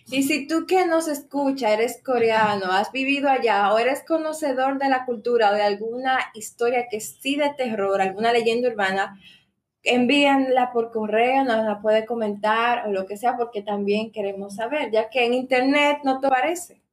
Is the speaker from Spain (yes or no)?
no; Dominican Republic; somos dominicana